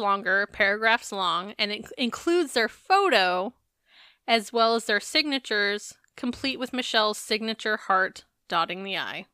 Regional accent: Arizona, United States; I'm from Arizona

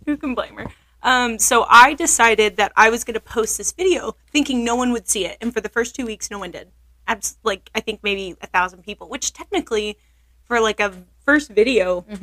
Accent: Oklahoma, United States; also born or lived in Billings, Montana; I'm not from Montana. I'm from Oklahoma.

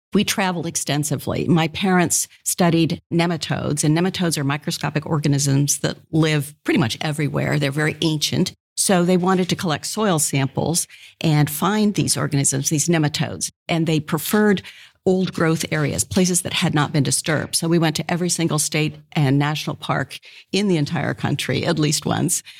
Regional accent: West Lafayette, Indiana, United States; I grew up in West Lafayette.

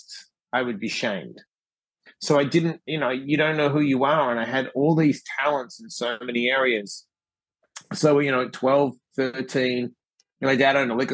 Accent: Perth, Western Australia, Australia; moved away as an adult; I was born in Perth, Western Australia

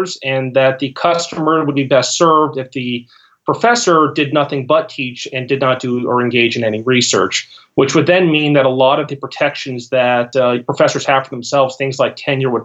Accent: Los Angeles, California, United States; also born or lived in Ohio; now in Central, South Carolina, United States; I'm from Los Angeles and most of my family and friends are in Ohio at the moment

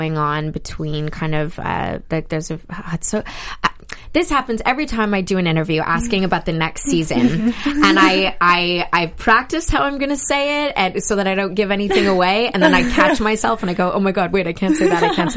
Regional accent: Canada; speaking French and growing up in Canada, learning French

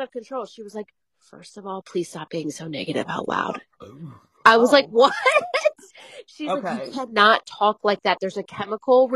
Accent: New Jersey, United States; growing up in New Jersey.

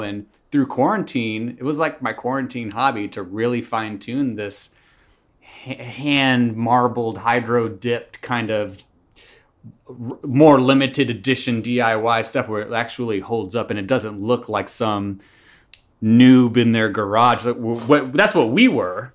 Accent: Atlanta, Georgia, United States; moved away as an adult; also born or lived in Tallahassee, Florida; now in Los Angeles, United States; I was raised in Atlanta and then went to college in Northwest Florida, Tallahassee, Florida

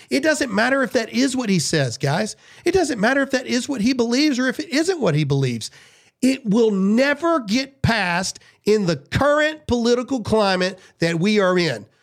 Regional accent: United States; I'm an American

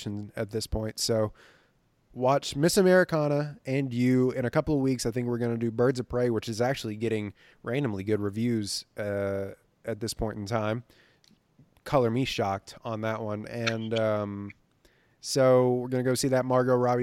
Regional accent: Livingston, Texas, United States; moved away; my hometown of Livingston, Texas.

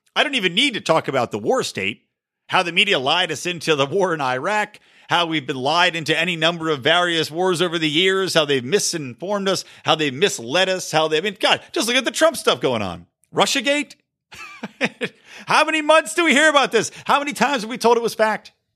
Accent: California, United States; my home state of California

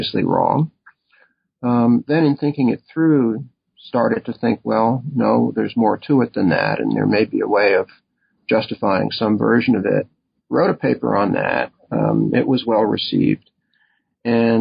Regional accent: Nutley, New Jersey, United States; moved away as an adult; also born or lived in Waltham, Massachusetts; I was born in Nutley, New Jersey, where I grew up

